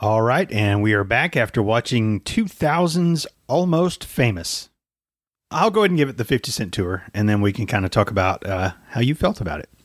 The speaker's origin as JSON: {"language": "English", "country": "United States", "accent": "American", "said": "in my American accent"}